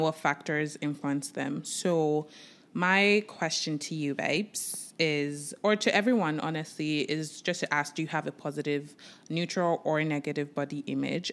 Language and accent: English; Nigeria; I am a Nigerian